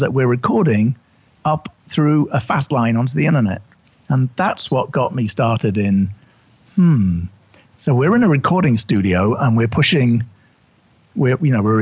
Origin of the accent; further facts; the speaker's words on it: United Kingdom; accent: English; moved away as an adult; also born or lived in New York City; I'm originally British